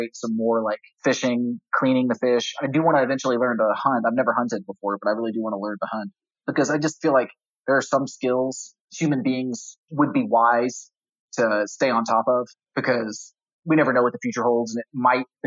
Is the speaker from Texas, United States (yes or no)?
yes; North Texas, United States; I grew up fishing for catfish and bass in North Texas